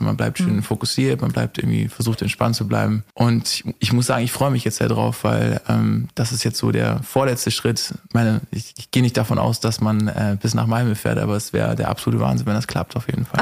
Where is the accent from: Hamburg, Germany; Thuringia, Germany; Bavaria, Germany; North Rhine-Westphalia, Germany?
Hamburg, Germany; ich komme aus Hamburg